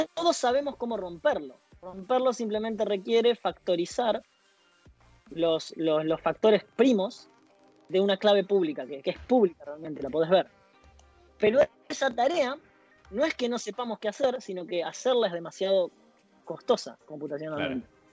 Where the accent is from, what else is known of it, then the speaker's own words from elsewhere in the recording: Esperanza, Santa Fe, Argentina; now in Delft, Netherlands; soy de Esperanza, es una ciudad en Santa Fe